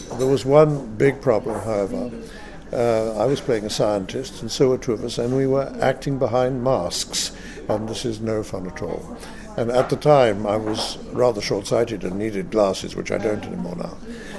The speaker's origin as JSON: {"language": "English", "country": "United Kingdom", "also_born_or_lived": "France", "said": "I'm a British-French actor, I suppose."}